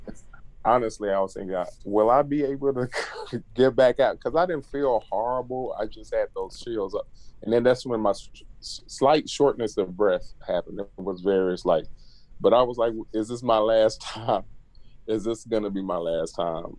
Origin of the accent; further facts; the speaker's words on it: Jackson, Mississippi, United States; now in College Park, United States; I'm originally from Jackson, Mississippi, and I went to academic and performing art school